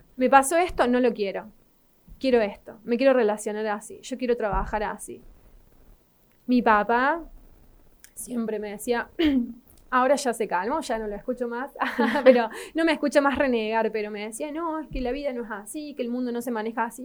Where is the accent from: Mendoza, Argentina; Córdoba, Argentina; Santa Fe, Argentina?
Córdoba, Argentina; Río Cuarto; la ciudad donde nací, que es acá en Río Cuarto.